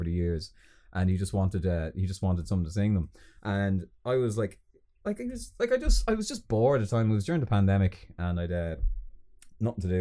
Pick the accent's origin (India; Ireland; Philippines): Ireland; Balbriggan, Leinster; moved away; I'm from Balbriggan